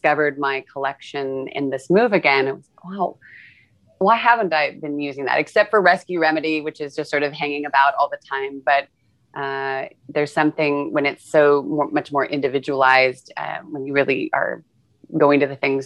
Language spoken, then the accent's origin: English; California, United States; as a Californian